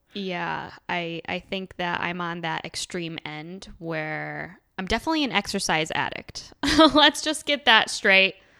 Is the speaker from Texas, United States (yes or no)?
no; Buffalo, New York, United States; moved away as an adult; now in Venice, Los Angeles, United States; I am originally from upstate New York. I moved here from Buffalo, uh, almost a year and a half ago